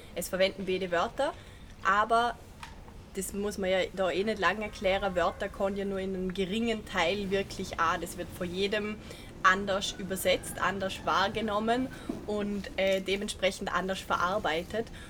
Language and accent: German; Vorarlberg, Austria; wie man vielleicht gehört, komme ich aus Vorarlberg